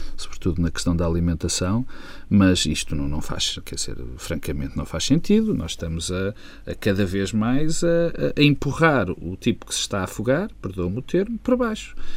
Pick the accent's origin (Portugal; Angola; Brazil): Portugal; como português